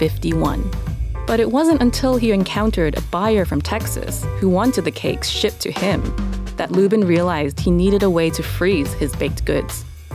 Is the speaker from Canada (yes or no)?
yes; Canada; moved away; also born or lived in Hong Kong; I grew up in Canada